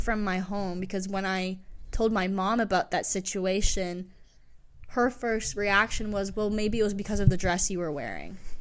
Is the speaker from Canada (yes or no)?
no; England, United Kingdom; moved away; growing up in England